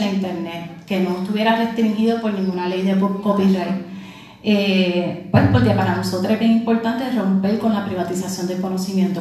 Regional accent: Puerto Rico; Siendo puertorriqueña

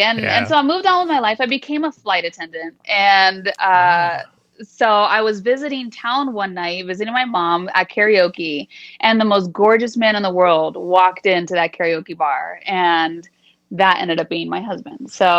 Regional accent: San Jose, California, United States; moved away as an adult; also born or lived in Los Angeles, California; now in Las Vegas, United States; So I was born in LA, but I was raised pretty much my whole life in the San Jose Bay Area.

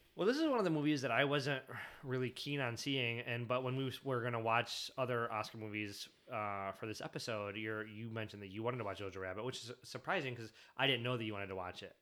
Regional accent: Michigan, United States; I grew up in Michigan, but I didn't, I didn't grow up around Detroit

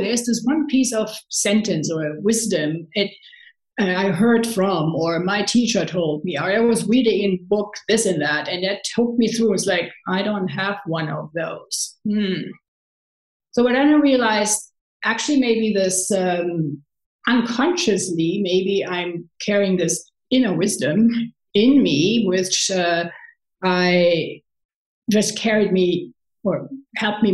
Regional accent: Cologne, North Rhine-Westphalia, Germany; English is a second language; moved away as an adult; also born or lived in San Francisco; I'm from Cologne

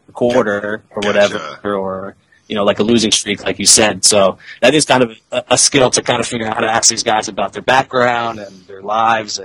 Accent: Silver Spring, Maryland, United States; I grew up in Silver Spring, you know, right there on the D.C. border.

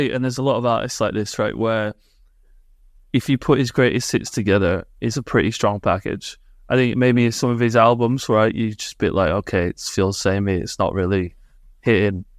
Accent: Yorkshire and the Humber, United Kingdom; I'm from Yorkshire

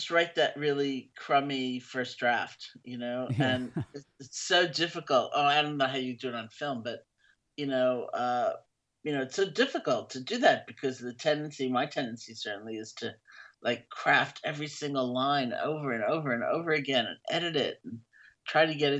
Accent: East Coast of the U.S., United States; I grew up in the East Coast of the U.S.

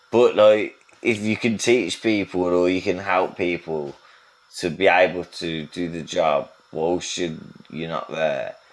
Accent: England, United Kingdom; I get away with it as well because yeah. I'm English.

